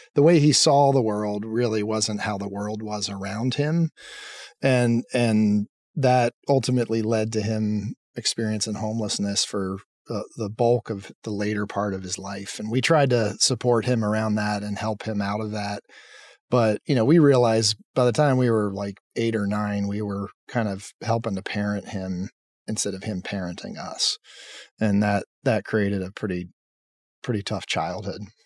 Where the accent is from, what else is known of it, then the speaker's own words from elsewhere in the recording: Lancaster, Pennsylvania, United States; I grew up in Pennsylvania in a town called Lancaster